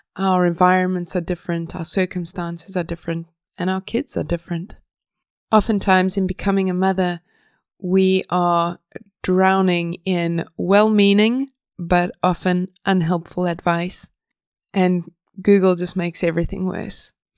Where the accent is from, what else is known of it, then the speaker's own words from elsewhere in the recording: South Africa; moved away as an adult; now in Sweden; I'm from South Africa